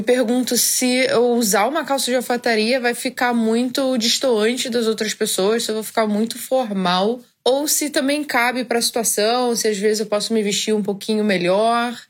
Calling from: Campos dos Goytacazes, Rio de Janeiro, Brazil; eu sou de Campos dos Goitacazes, Rio de Janeiro.

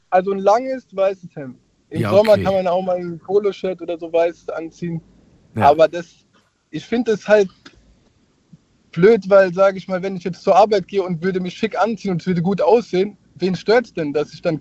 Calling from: Heidelberg, Baden-Württemberg, Germany; Ich grüße dich aus Heidelberg.

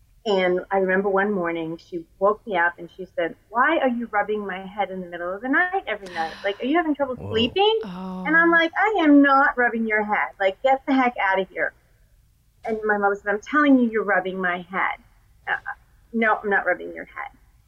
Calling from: Raleigh, North Carolina, United States; I'm recalling from Raleigh, North Carolina.

